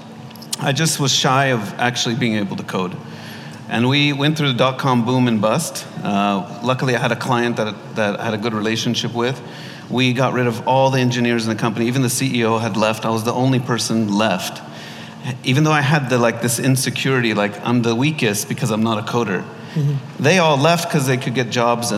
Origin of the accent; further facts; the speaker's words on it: Los Angeles, California, United States; moved away as an adult; now in Dubai, United Arab Emirates; My parents are Egyptian. I was born in Los Angeles. Lived there most of my life